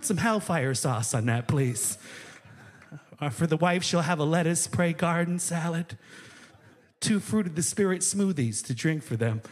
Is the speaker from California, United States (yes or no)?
no; Racine, Wisconsin, United States; moved away; I grew up in Racine, Wisconsin is where I'm originally from